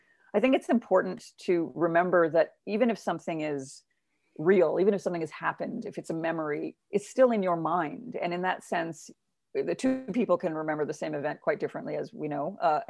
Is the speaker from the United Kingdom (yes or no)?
no; Uganda; people would ask me, as they do, because I'm a woman of color growing up, well, where are you from? And I would say Uganda.